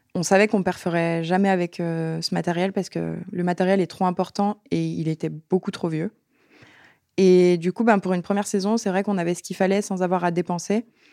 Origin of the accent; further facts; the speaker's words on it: La Plagne, Auvergne-Rhône-Alpes, France; Je viens de la Plaine